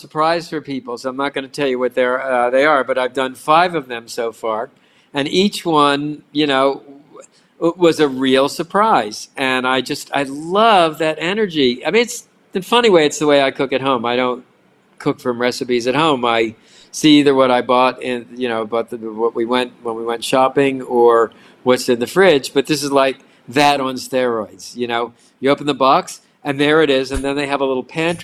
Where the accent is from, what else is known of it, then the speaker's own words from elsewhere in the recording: Baltimore, Maryland, United States; now in Miami, United States; I grew up in Baltimore